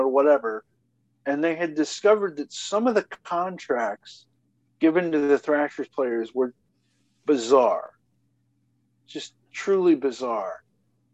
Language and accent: English; Atlanta, Georgia, United States; born or raised there